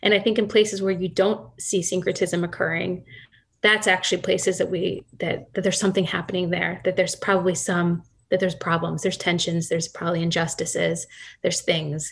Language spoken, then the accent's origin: English; Akron, Ohio, United States; I grew up in Akron, Ohio